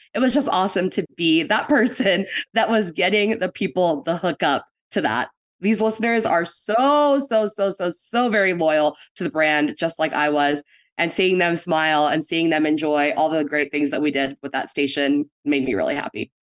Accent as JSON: {"language": "English", "town": "Austin", "region": "Texas", "country": "United States", "tie": "born or raised there", "also_born_or_lived": "San Antonio, Texas / India", "said": "I grew up in Austin, um, oh. basically since I was three, and I was here until middle school ish"}